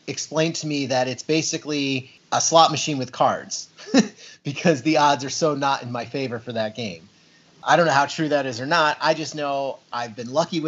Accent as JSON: {"language": "English", "region": "New York", "country": "United States", "tie": "born or raised there", "said": "we grew up in New York."}